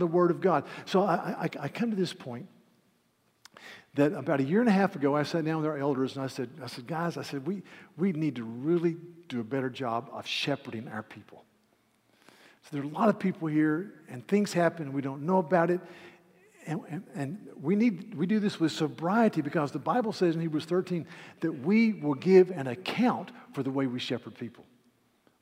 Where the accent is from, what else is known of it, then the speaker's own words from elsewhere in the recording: United States; I'm an American